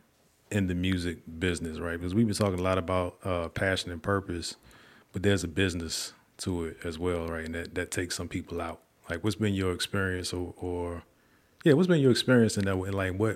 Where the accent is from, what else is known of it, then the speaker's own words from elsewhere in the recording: Virginia, United States; I'm from Virginia.